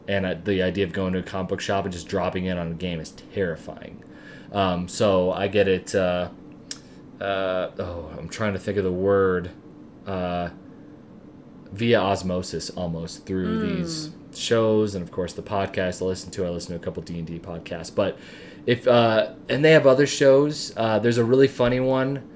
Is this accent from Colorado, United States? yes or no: yes; Loveland, Colorado, United States; I was born and raised in Loveland